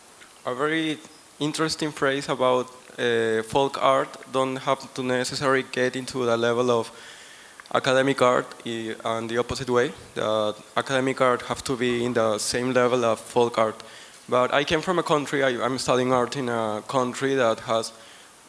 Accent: Peru; moved away; I came from Peru

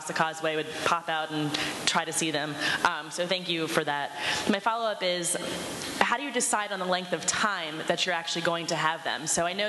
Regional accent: Miami Beach, Florida, United States; as a child, I grew up in Miami Beach

